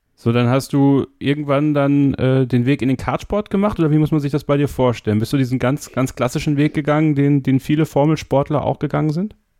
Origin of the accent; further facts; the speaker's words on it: Germany; Bei uns in Deutschland